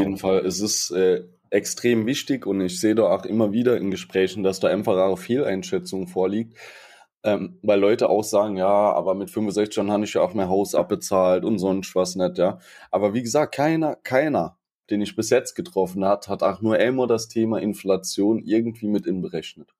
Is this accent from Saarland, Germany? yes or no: yes; Saarland, Germany; bei uns im Saarland